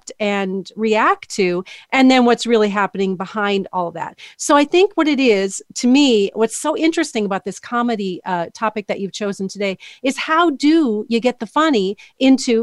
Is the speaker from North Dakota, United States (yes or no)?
yes; North Dakota, United States; now in New York City, United States; I'm originally from North Dakota. I live in New York City now.